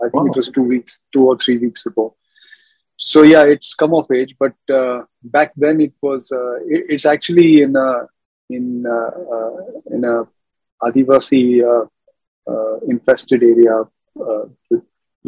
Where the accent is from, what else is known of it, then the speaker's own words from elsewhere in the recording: Mumbai, Maharashtra, India; also born or lived in Dahod, Gujarat; I grew up in Mumbai, actually, in good old Bandra